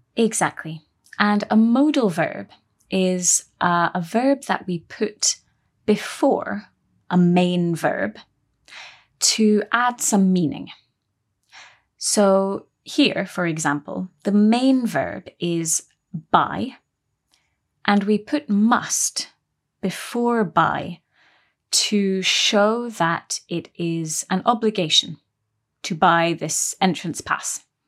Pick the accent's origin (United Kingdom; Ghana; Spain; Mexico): United Kingdom; we're British